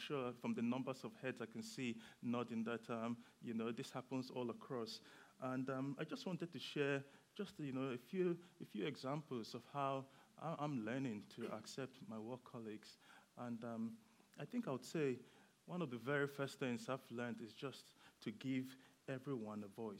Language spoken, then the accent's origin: English; Nigeria; now in Bedford, United Kingdom; I am Nigerian, and I moved to the UK for the weather.